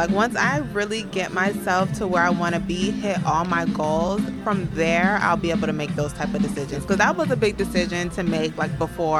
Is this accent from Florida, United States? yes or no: yes; Clearwater, Florida, United States; also born or lived in Largo, Florida / Palm Harbor, Florida; I'm originally from Florida. Yep, I was born in Largo.